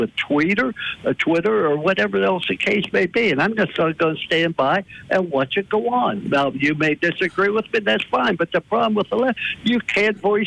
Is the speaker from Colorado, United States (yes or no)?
no; East Liverpool, Ohio, United States; moved away; I was raised in East Thurpe, Ohio, which was 1 mile from the western Pennsylvania border.